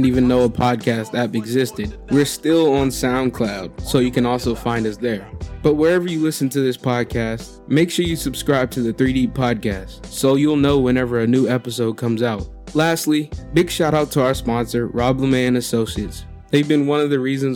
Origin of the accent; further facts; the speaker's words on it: Durham, North Carolina, United States; where I'm from Durham, North Carolina